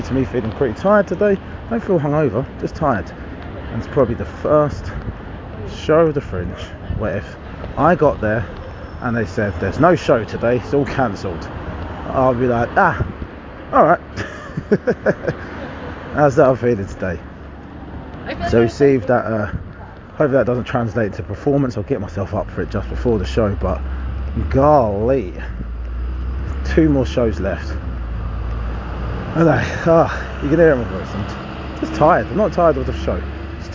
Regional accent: Harlow, East of England, United Kingdom; having people from my hometown there

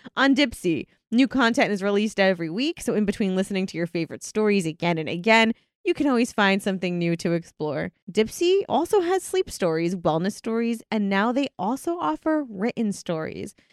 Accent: United Kingdom; I'm from Britain

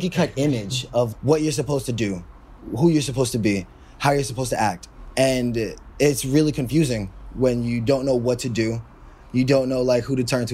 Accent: New York City, New York, United States; I'm born and raised in Harlem

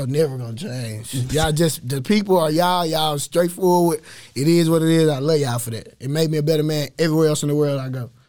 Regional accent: Waco, Texas, United States; East Waco is just my, that's my fam, that's, that's where we grew up

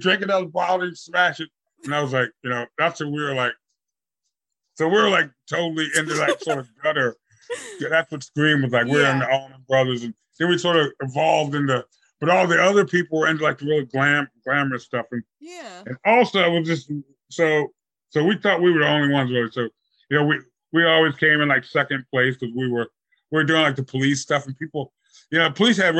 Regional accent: Virginia, United States; we had sort of befriended a couple people who were, you know, more hip into the city, because we came from Virginia, just us four.

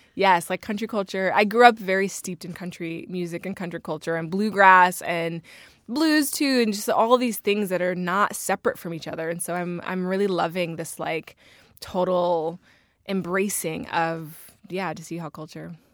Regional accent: Northern Virginia, United States; I'm from Virginia, as we all are.

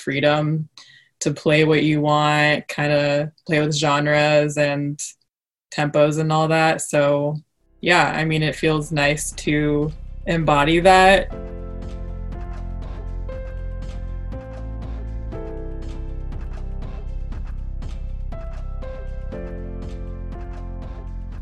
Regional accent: Vancouver, Washington, United States; also born or lived in Portland, Oregon; Grew up in Vancouver, Washington, across the river from Portland

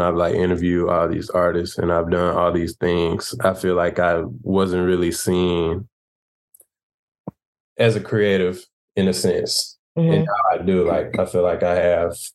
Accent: Chicago, Illinois, United States; I'm from Chicago.

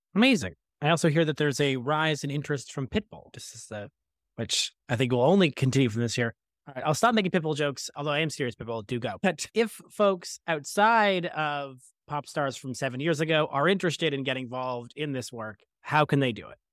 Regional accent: Scarborough, Ontario, Canada; I'm born and raised in Scarborough.

